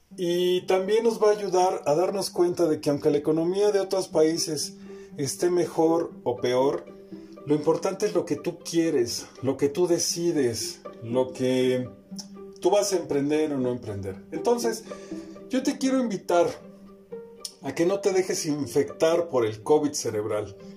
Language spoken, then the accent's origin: Spanish; Mexico; Como mexicanos